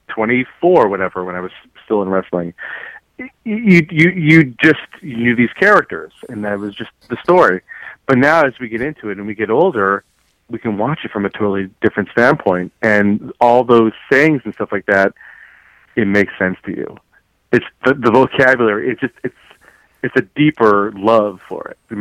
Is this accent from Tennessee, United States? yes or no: no; Los Angeles, California, United States; I'm from Los Angeles